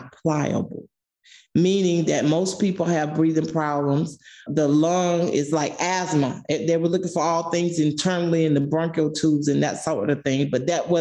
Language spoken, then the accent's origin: English; Moultrie, Georgia, United States; now in Atlanta, United States; I'm from Moultrie, Georgia